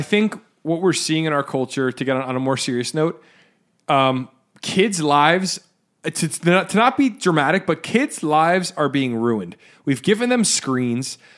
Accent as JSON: {"language": "English", "region": "New Jersey", "country": "United States", "said": "we're from Jersey"}